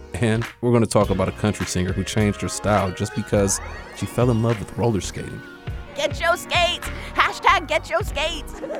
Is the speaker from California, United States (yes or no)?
yes; Bay Area, California, United States; I'm from the Bay Area